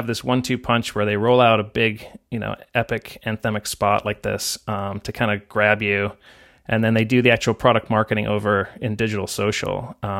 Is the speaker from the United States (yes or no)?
no; England, United Kingdom; because I grew up in England and I read it too.